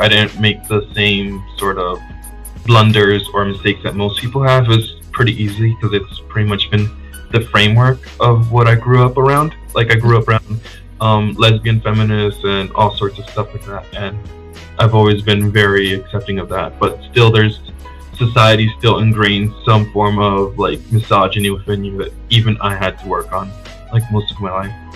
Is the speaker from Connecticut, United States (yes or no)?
yes; Connecticut, United States; also born or lived in Dominican Republic; I was born outside of the U.S. in the Dominican Republic, and I moved to the U.S. when I was young, and I grew up in Connecticut